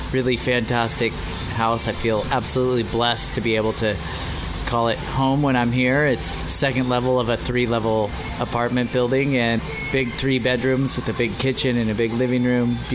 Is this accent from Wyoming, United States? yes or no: yes; Sheridan, Wyoming, United States; also born or lived in Lander, Wyoming; I was born in Lander, Wyoming